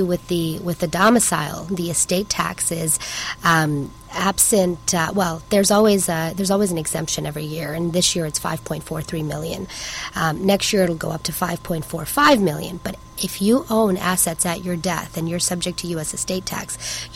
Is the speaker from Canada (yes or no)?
yes; Canada; also born or lived in Chicago, United States / Hong Kong; now in Seattle, United States; I'm Canadian, I'm on an H-1B visa